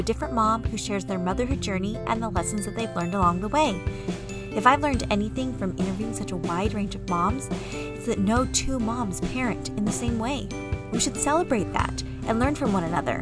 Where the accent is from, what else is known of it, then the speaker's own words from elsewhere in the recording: San Diego, California, United States; moved away as an adult; I grew up in San Diego, never left till I was 23